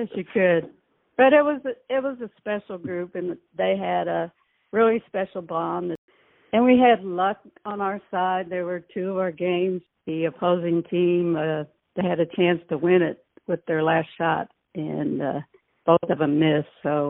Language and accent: English; Ohio, United States; moved away as an adult; I'm from Ohio